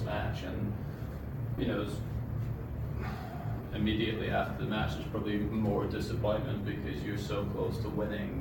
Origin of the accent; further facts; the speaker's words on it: United Kingdom; being British